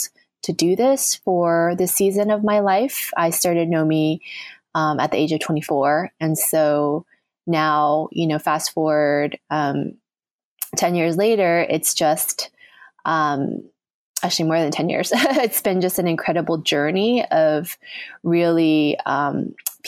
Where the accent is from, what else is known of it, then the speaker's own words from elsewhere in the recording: United States; now in New York City, United States; growing up in the United States